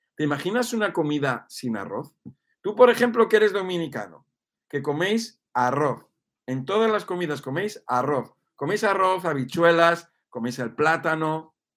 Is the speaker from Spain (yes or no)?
yes; Spain; also born or lived in Mexico; que soy español